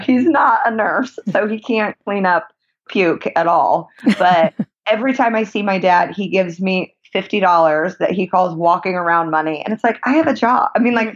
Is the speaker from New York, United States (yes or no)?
no; Indianapolis, Indiana, United States; now in Los Angeles, United States; I am originally from Indianapolis, Indiana.